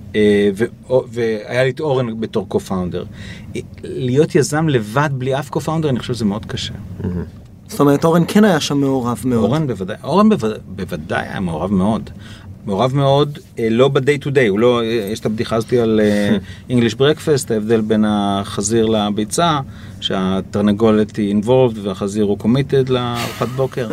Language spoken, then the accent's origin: Hebrew; Israel; אני מישראל